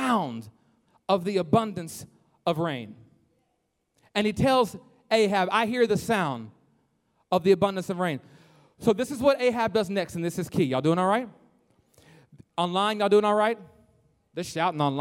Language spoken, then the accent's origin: English; Lexington, Kentucky, United States; I'm from Kentucky, y'all, Lexington, the thoroughbred racing capital of the world, proud of it